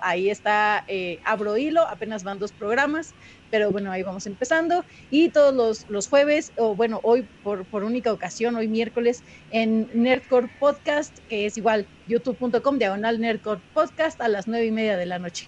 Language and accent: Spanish; Mexico; soy de México